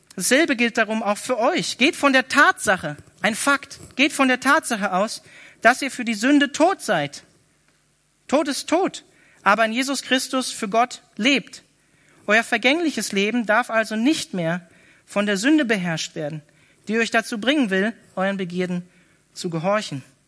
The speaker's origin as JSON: {"language": "German", "region": "Northern Germany", "country": "Germany", "moved": "yes", "said": "ich komme eigentlich aus Norddeutschland"}